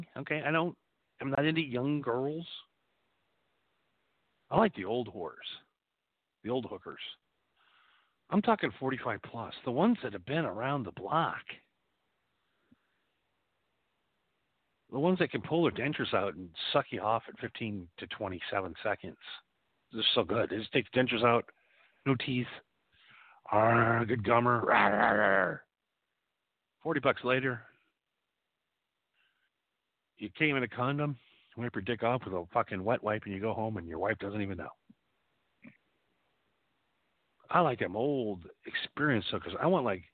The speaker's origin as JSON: {"language": "English", "region": "Wisconsin", "country": "United States", "tie": "born or raised there", "said": "When I grew up in Wisconsin"}